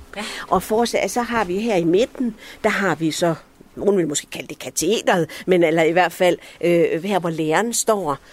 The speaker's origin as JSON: {"language": "Danish", "town": "Viby", "region": "Central Denmark Region", "country": "Denmark", "tie": "born or raised there", "also_born_or_lived": "Allahabad, India", "said": "jeg er som mænd vokset op her i Viby"}